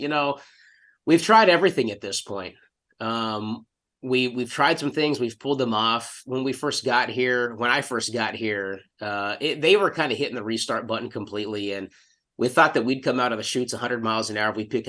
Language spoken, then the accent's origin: English; El Paso, Texas, United States; Buzz Adams and the KLAQ morning show growing up in El Paso.